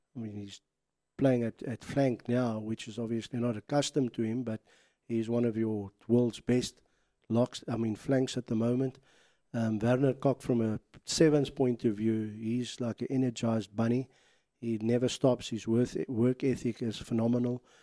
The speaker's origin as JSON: {"language": "English", "country": "South Africa", "said": "proud to be South African"}